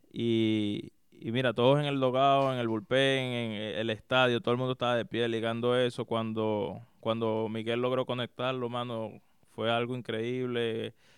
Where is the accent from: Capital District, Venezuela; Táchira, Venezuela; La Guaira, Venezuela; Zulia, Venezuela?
Capital District, Venezuela; Caracas; moved away as an adult; also born or lived in Maracay, Venezuela; now in Florida, United States; Yo soy de Caracas. Eh, viví en gran parte de mi niñez ahí en, en, Caracas hasta más o menos alrededor de los 11, 12 años. Después me mudé a Maracay